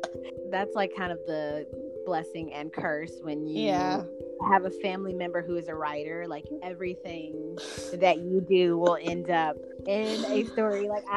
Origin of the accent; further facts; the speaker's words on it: Chattanooga, Tennessee, United States; my hometown, Chattanooga, Tennessee.